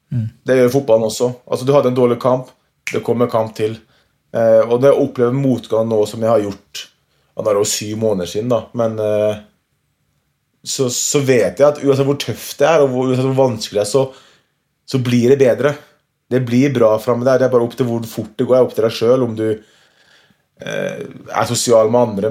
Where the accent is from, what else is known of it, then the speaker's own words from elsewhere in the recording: Norway; hjemme i Norge